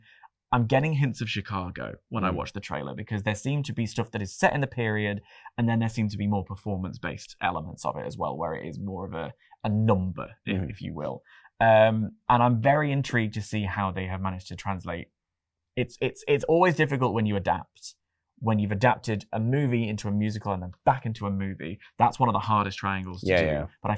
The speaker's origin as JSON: {"language": "English", "region": "London", "country": "United Kingdom", "said": "And obviously I'm a Londoner."}